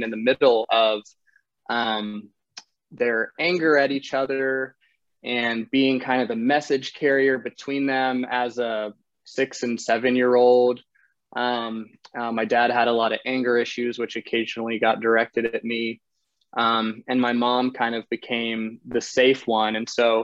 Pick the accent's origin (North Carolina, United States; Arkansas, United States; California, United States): North Carolina, United States; also born or lived in Netherlands; now in Austin, United States; I was born in the Netherlands to a Dutch father and North Carolinian mother.